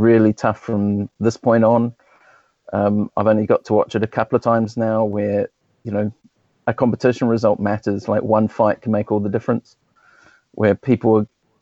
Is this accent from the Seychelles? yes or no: no; New Zealand; now in Southampton, United Kingdom; I'm from New Zealand originally, and I started when I was at school